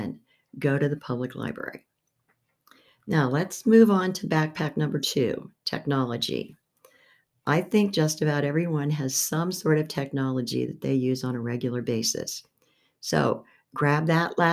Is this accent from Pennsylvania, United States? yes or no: yes; Beaver Falls, Pennsylvania, United States; I was born in Beaver Falls, Pennsylvania